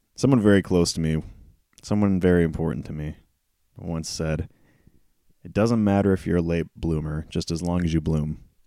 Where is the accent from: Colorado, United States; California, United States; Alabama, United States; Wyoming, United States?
California, United States; Prather; I've lived in this town, my hometown, for so long. To give you an idea, I live in, uh, a town, close to a town called Prather, and it's about, ooh, forty-five minutes to an hour away from Fresno